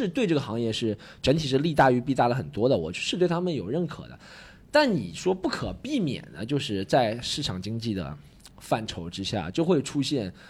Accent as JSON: {"language": "Chinese", "region": "Shanghai", "country": "China", "said": "就是把我们上海人都讲成那样子了的。"}